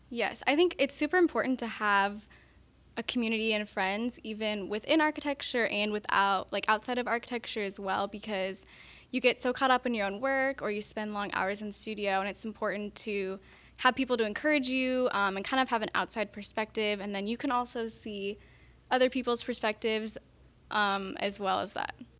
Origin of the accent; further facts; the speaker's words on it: Montana, United States; moved away; I'm from Montana